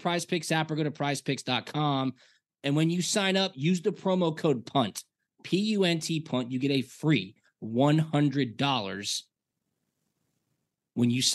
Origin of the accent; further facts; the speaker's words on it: Atlanta, Georgia, United States; I grew up here in Atlanta.